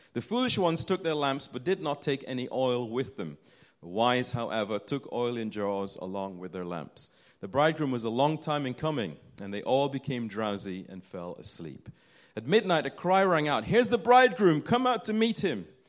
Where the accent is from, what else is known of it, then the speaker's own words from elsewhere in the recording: United Kingdom; as British people.